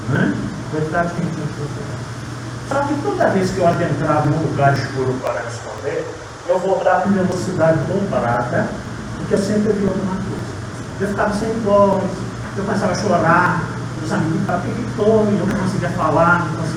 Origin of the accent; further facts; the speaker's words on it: Paraíba do Sul, Rio de Janeiro, Brazil; Eu sou natural lá de Paraíba do Sul.